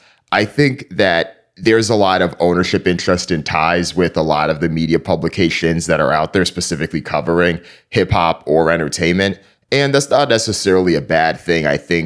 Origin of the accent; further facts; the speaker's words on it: East Hartford, Connecticut, United States; So I grew up in East Hartford, Connecticut.